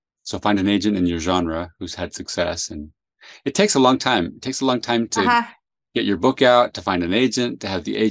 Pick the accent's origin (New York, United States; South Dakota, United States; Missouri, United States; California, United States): California, United States; San Jose; also born or lived in South America; I grew up in San Jose, California